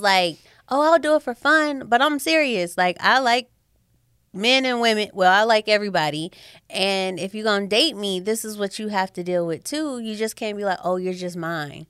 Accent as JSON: {"language": "English", "town": "St. Louis", "region": "Missouri", "country": "United States", "also_born_or_lived": "Kansas City", "moved": "as an adult", "said": "I'm from Saint Louis, and then I moved to Kansas City for college"}